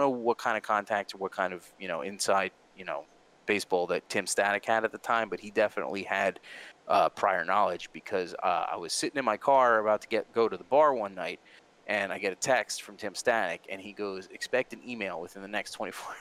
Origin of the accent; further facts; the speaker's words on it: New Jersey, United States; we're all from Jersey